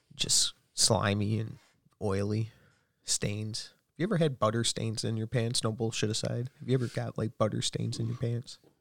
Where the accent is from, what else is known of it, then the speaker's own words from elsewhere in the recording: United States; I'm American.